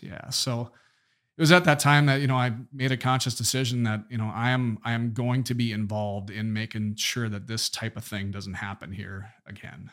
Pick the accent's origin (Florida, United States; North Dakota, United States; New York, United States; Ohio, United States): North Dakota, United States; Minot; neighborhoods in Minot, my hometown